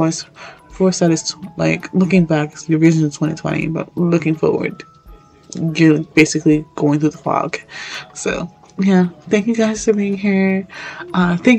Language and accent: English; New York, United States; I'm from New York